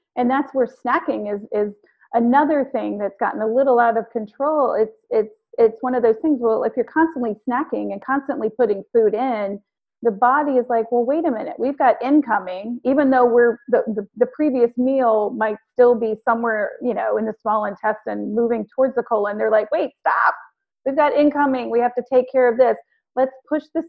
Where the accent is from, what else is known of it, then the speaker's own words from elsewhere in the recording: the South, United States; I'm from the South